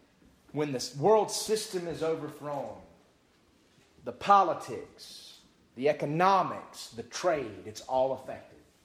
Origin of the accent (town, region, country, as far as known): United States